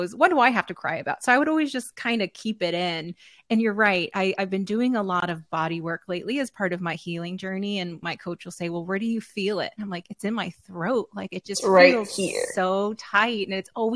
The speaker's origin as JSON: {"language": "English", "region": "Texas", "country": "United States", "tie": "born or raised there", "said": "I'm Tejana as well, right? Born and raised in Texas"}